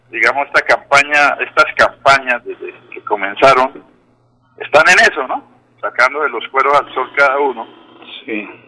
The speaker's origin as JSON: {"language": "Spanish", "town": "Bucaramanga", "region": "Santander", "country": "Colombia", "said": "yo me encuentro ya aquí en la ciudad bonita, en mi tierra, mi tierrita, Bucaramanga"}